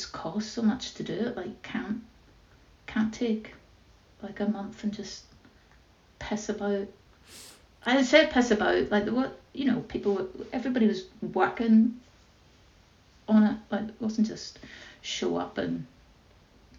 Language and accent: English; Northern Ireland, United Kingdom; born or raised there